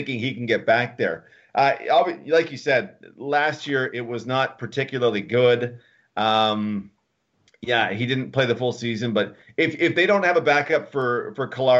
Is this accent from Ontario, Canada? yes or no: no; Alberta, Canada; moved away; also born or lived in Winnipeg, Manitoba; I grew up in Alberta, and yes, I'm from Winnipeg